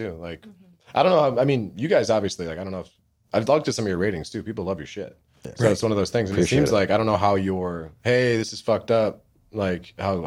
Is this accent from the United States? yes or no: yes; Midwest, United States; moved away; also born or lived in Indiana; when I was growing up in the Midwest